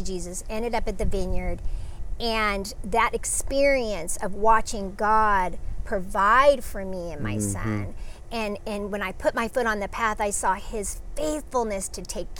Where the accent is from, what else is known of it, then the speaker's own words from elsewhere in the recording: Los Angeles, California, United States; moved away as an adult; also born or lived in Clairemont, San Diego; now in San Diego, United States; I grew up